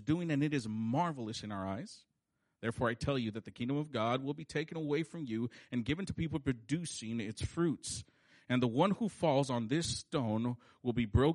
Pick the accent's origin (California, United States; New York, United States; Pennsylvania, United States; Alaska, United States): California, United States; we say that fool because that's how we grew up talking in California